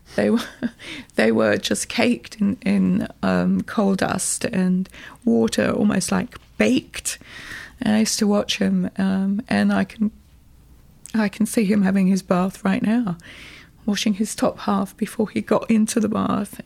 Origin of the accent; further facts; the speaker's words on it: Birmingham, West Midlands, United Kingdom; also born or lived in South Wales; now in New York, United States; I was born in Birmingham